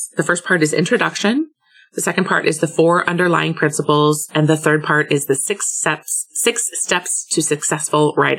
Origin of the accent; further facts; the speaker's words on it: Hamburg, Germany; also born or lived in Munich / Bangkok; I am now back in my hometown of Hamburg, Germany.